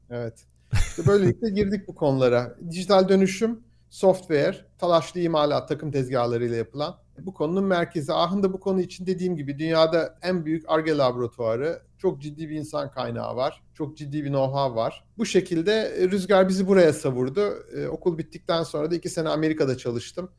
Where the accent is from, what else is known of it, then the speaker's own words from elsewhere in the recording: Istanbul, Turkey; moved away as an adult; also born or lived in United States; now in Aachen, Germany; Ben İstanbul doğumluyum. İstanbul'da Alman Lisesi'ne gittim.